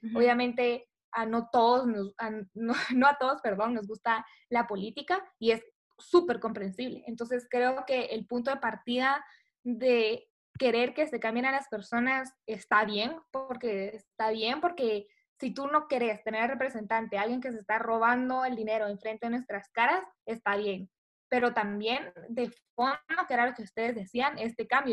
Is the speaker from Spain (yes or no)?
no; Guatemala; como guatemaltecos